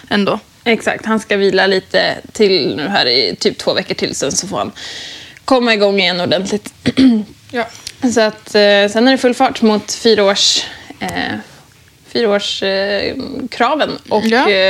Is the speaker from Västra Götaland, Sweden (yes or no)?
no; Stockholm, Stockholm County, Sweden; jag ska fira jul eh, hemma i Stockholm med mamma och pappa.